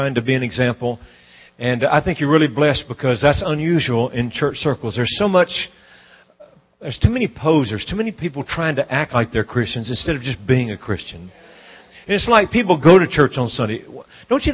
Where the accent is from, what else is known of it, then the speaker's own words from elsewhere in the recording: Louisiana, United States; I'm from Louisiana